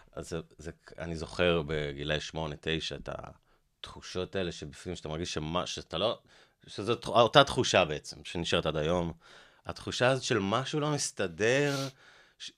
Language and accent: Hebrew; Haifa, Haifa District, Israel; now in Holon, Israel; בחיפה, בבית ספר אליאנס